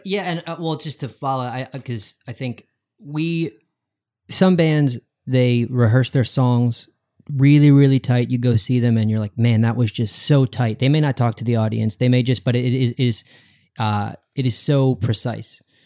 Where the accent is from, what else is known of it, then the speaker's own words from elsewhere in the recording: West Chester, Downingtown area, Pennsylvania, United States; I'm from outside of Philadelphia as well.